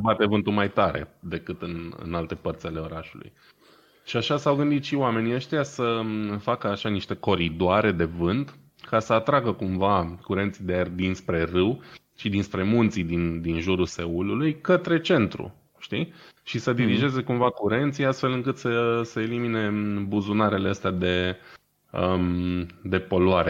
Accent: Brașov, Brașov County, Romania; noi ca brașoveni

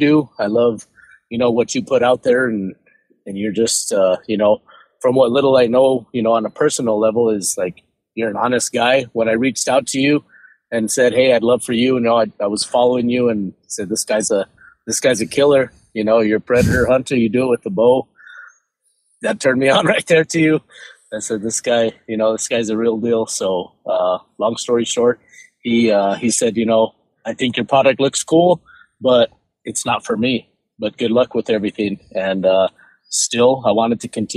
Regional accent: Albuquerque, New Mexico, United States; born and raised in Albuquerque, New Mexico

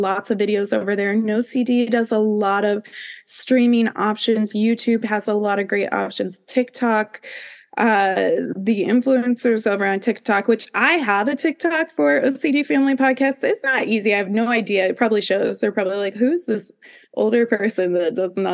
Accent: Midwest, United States; I grew up in the Midwest where it was like Bible Belt

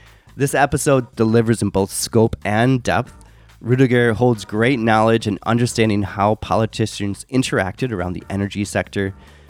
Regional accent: United States; I'm from America, but still.

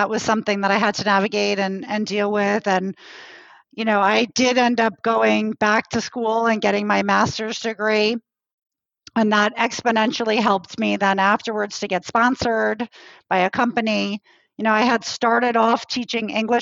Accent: New York, United States; moved away as an adult; now in Marseille, France; I'm American, originally from New York.

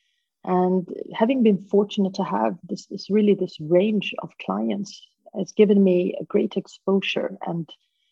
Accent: Sweden; moved away as an adult; also born or lived in Hong Kong; I am half Swedish, half Peruvian. I grew up in Sweden

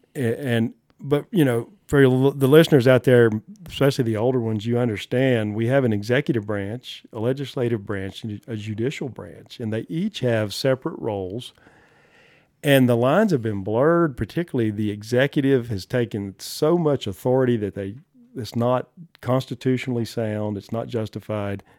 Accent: the South, United States; moved away as an adult; now in Johnson County, Wyoming, United States; I was born and raised in the South

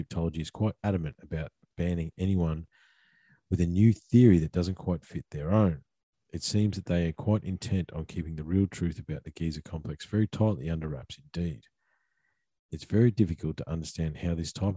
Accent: Australia; being Aussie blokes that have worked in the bush

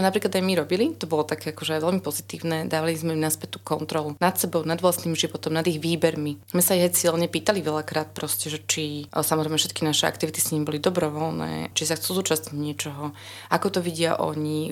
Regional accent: Bratislava, Bratislava Region, Slovakia; moved away; ja som z Bratislavy

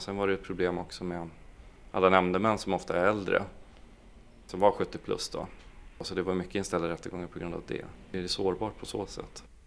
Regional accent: Piteå, Norrbotten County, Sweden; also born or lived in Boden, Sweden; jag är egentligen från Boden från början, från en liten by där, där jag växte upp och flyttade när jag var tio år då till Piteå

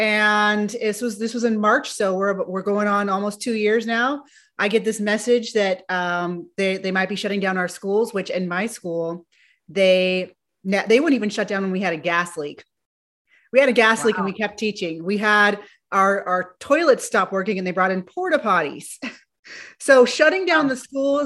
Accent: California, United States; I'm from California

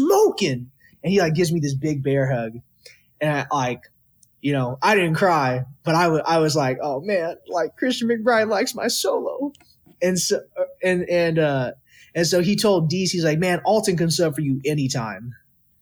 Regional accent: Texas, United States; moved away; Growing up in Texas

